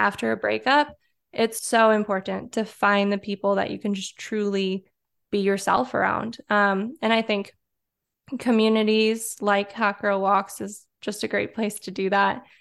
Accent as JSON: {"language": "English", "town": "Detroit", "region": "Michigan", "country": "United States", "tie": "born or raised there", "also_born_or_lived": "Chicago", "said": "I was born and raised in the Detroit area"}